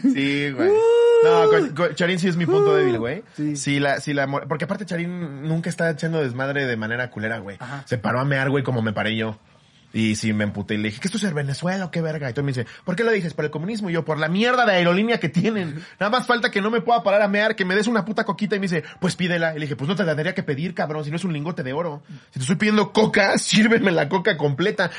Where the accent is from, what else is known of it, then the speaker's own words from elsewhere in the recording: Mexico; como mexicano